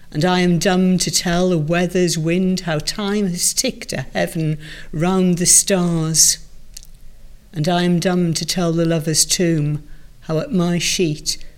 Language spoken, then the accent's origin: English; Wales, United Kingdom; accent: Welsh; Obviously, it's a, good Welsh voice is, is perfect for poetry anyway. I mean, mm. I've lost most of my accent, but uh